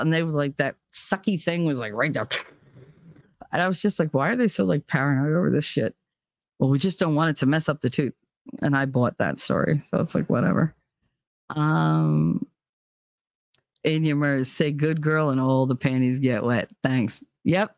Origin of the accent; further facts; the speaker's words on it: New Jersey, United States; moved away; I'm born and raised in Jersey